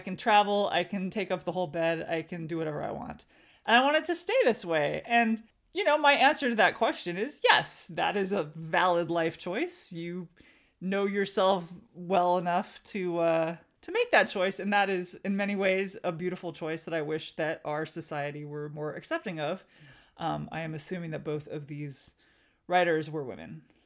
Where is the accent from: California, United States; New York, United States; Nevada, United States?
California, United States; Southern; moved away as an adult; I grew up Armenian American in Southern California.